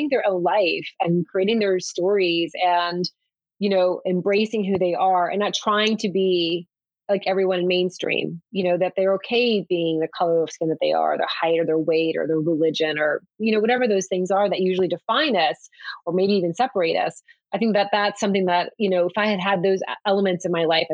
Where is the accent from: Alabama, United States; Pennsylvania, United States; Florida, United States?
Florida, United States; Miami; moved away; also born or lived in North Carolina; I was born in Miami